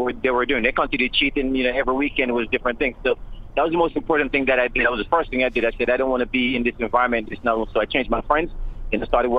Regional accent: Jamaica; I grew up in a Jamaican culture. I grew up in Jamaica

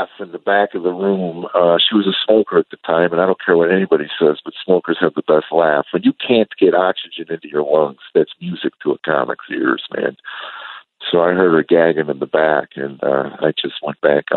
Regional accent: suburbs of Chicago, Illinois, United States; I grew up actually in the suburbs of Chicago, a small town

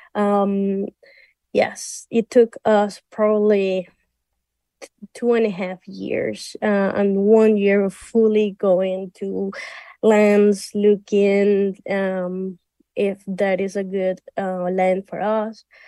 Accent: Venezuela; I'm from Venezuela

